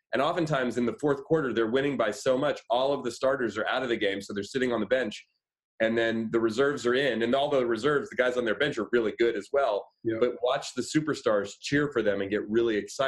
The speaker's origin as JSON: {"language": "English", "town": "Oakland", "region": "California", "country": "United States", "tie": "born or raised there", "said": "I live here in the Bay Area. I grew up in Oakland"}